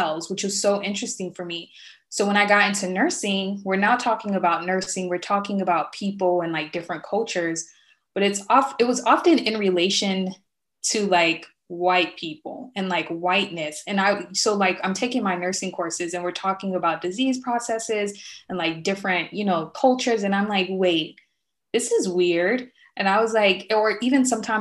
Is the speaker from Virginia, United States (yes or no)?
no; Miami, Florida, United States; I'm originally from Miami, Florida